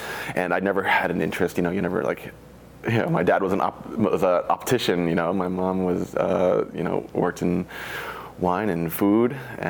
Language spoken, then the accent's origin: English; Connecticut, United States; moved away as an adult; now in Oregon, United States; Yeah, I'm from New England. I was born and raised in Connecticut. not really a wine region by any means, but I did grow up a little bit around wine.